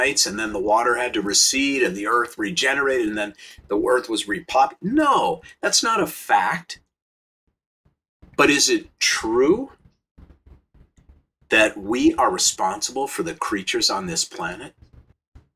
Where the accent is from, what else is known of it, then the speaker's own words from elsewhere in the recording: St. Louis Park, Minnesota, United States; now in Los Angeles, United States; I grew up in Minnesota in a suburb, first ring of suburbs outside of Minneapolis called St. Louis Park.